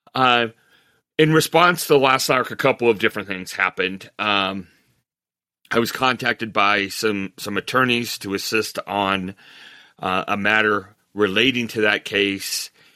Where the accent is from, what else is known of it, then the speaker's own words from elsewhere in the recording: Montrose, Colorado, United States; moved away as an adult; also born or lived in Fort Collins, Colorado / Minnesota; I, I grew up in Montrose, Colorado, very small town, graduated in nineteen eighty-two.